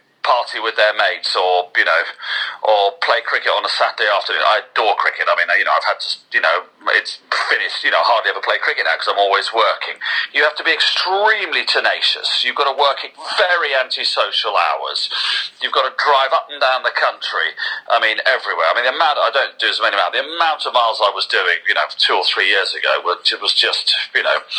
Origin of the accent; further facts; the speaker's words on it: Kent, Sussex border, South East England, United Kingdom; also born or lived in Durham; I grew up in Kent, Sussex border.